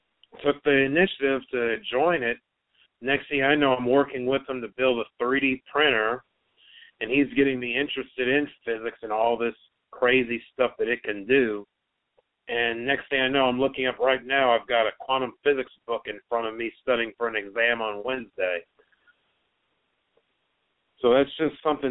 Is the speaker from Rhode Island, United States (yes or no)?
no; Kansas City, Missouri, United States; I'm pretty much born and raised in Kansas City, most of its surrounding areas